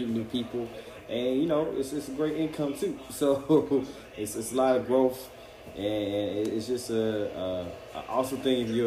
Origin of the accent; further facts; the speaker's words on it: Atlanta, Georgia, United States; I'm from Atlanta